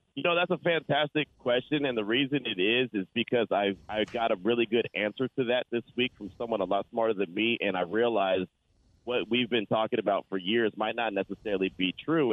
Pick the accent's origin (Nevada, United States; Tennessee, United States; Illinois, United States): Nevada, United States; Las Vegas